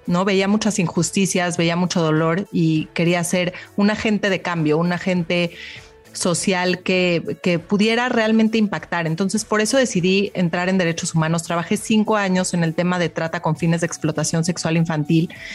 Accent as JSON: {"language": "Spanish", "country": "Mexico", "said": "yo como mexicana"}